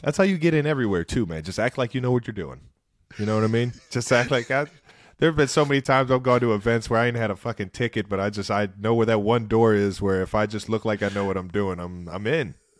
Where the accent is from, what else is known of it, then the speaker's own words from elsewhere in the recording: Ohio, United States; our childhood growing up in Ohio.